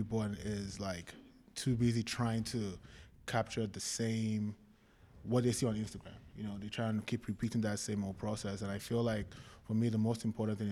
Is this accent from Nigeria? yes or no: yes; Nigeria; moved away as an adult; also born or lived in London / Kansas / California; now in United States; I was born in London, grew up in Nigeria